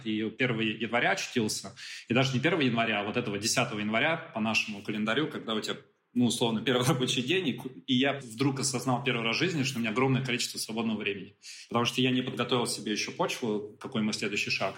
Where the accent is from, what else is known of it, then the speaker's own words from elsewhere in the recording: Moscow, Russia; родился и вырос в Москве